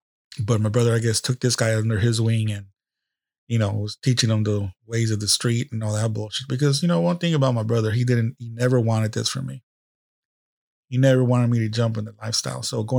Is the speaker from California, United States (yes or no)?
yes; San Jose, California, United States; we grew up in East San Jose, went to high school, San Jose High School, all this bullshit.